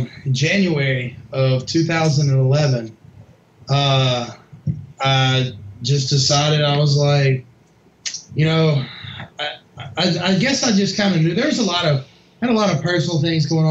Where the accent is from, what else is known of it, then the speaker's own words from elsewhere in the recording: Memphis, Tennessee, United States; I originally grew up, like I said, West Tennessee, Memphis area